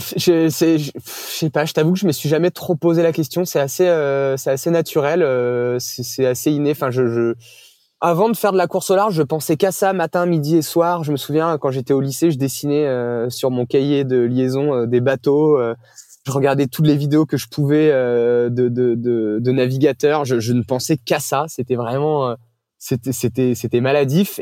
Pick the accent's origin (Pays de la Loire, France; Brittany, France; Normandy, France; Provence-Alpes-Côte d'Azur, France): Brittany, France; j'ai grandi en Bretagne